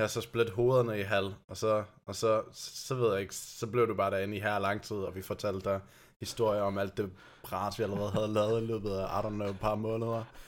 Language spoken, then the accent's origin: Danish; Germany; Danish is a second language; now in Denmark; jeg kommer faktisk fra Tyskland